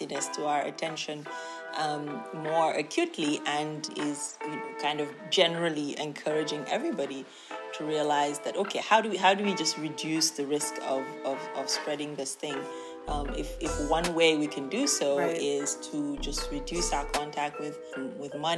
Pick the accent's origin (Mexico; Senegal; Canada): Senegal; moved away; also born or lived in United States / Nigeria / South Africa; I was born and raised in Senegal